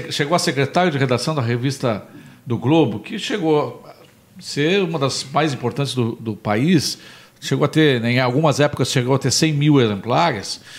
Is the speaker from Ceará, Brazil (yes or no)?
no; Pelotas, Rio Grande do Sul, Brazil; now in Porto Alegre, Brazil; Eu, eu quando vim de Pelotas para Porto Alegre, em 1980